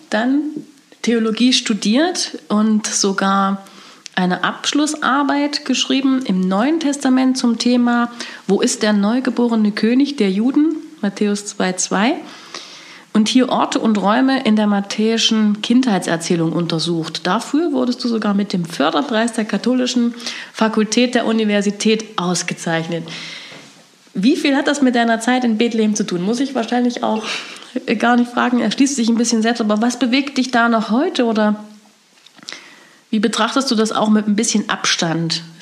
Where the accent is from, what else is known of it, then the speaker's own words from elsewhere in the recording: Germany; Wird man da auch als Deutsche mit der eigenen Geschichte konfrontiert und mit diesem dunklen Teil unserer Geschichte.